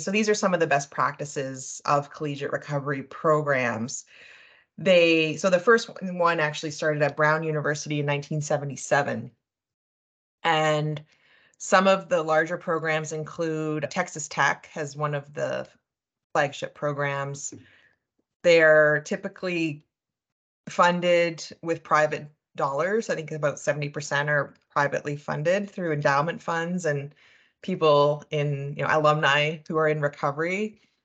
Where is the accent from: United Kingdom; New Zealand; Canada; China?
Canada; New Brunswick; moved away as an adult; also born or lived in Montreal, Quebec; now in Calgary, Canada; I'm actually originally from the East Coast, so I grew up in New Brunswick.